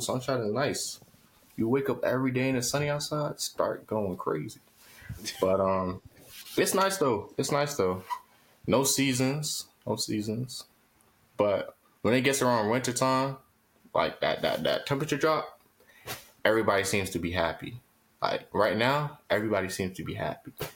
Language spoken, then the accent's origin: English; Tampa, Florida, United States; also born or lived in Miami, Florida / Riverview, Florida; I was born there. I was raised in like Tampa area, and then we moved down to Riverview when I was twelve